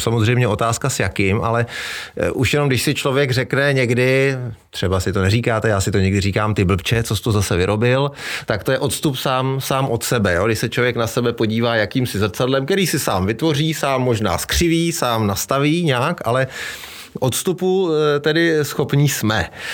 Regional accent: Czechia; u nás v Čechách

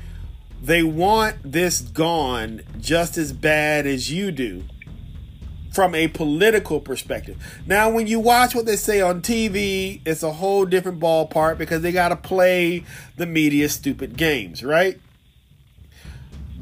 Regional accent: Virginia, United States; I'm a Negro from Virginia

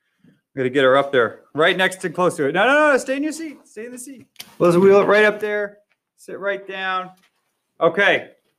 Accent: United States; I'm from America.

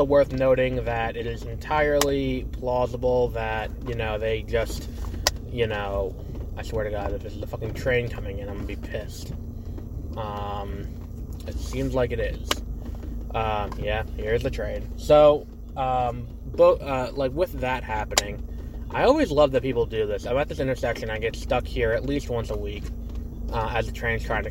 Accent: New York, United States; I'm also from New York

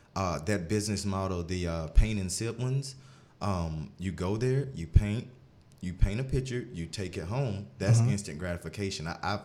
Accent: Union, South Carolina, United States; I'm from Union, South Carolina, small town, born and raised. We all know that if you're from Union, you're naturally a competitor, right?

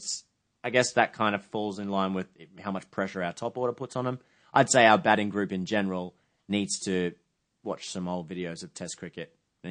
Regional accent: England, United Kingdom; I'm English, and I've just got to.

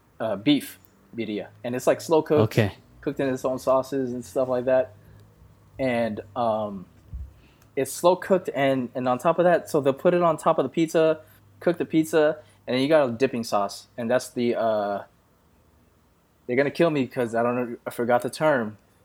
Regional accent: Philippines; You know, obviously being Filipino, you end up knowing a bunch of Filipino guys

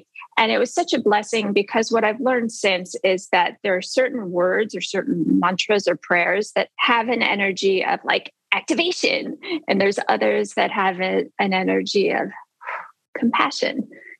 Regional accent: Chicago, Illinois, United States; moved away as an adult; also born or lived in Cabo San Lucas, Mexico; I'm from downtown Chicago. I grew up in the John Hancock building, 73rd floor.

